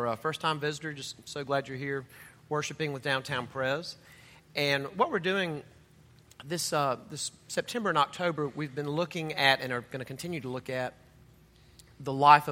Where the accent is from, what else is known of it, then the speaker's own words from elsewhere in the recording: Mississippi, United States; I'm from Mississippi